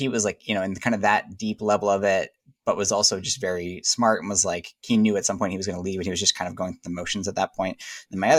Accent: South Orange County, California, United States; Born and raised in California in California. What part? Like more in Southern California, Northern California? Orange County represent.

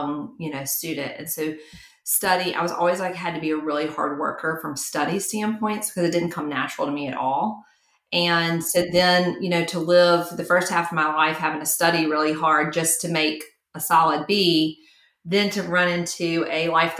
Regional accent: Mountain Brook, Alabama, United States; it was all in my hometown. And I was just bouncing back and forth from country club to country club, back and forth, and really created a name for myself and a brand and a business model that if you got married in Mountain Brook, Alabama, you hired me

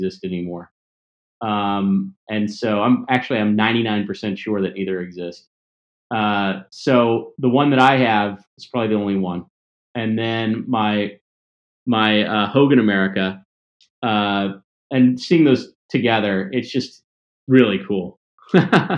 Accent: the South, United States; moved away; also born or lived in Mississippi / Tennessee / Columbus, Mississippi; I grew up in Mississippi and Tennessee

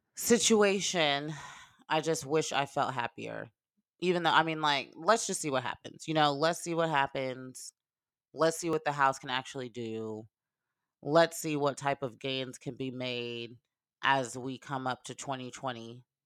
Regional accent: Lawrenceville, Georgia, United States; moved away; I am from Gwinnett County, Georgia, Lawrenceville, Georgia, which is in Gwinnett.

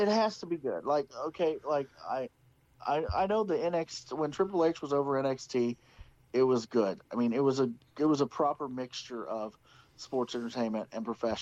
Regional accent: Seymour, Indiana, United States; I'm from Seymour, which is where Rip is from

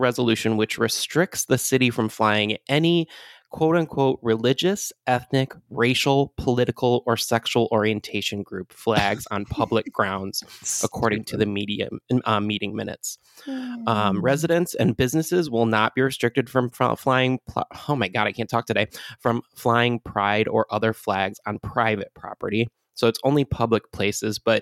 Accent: Michigan, United States; my home state of Michigan.

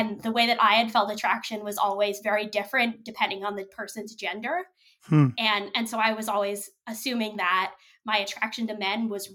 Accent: New York City, New York, United States; I grew up in Brooklyn

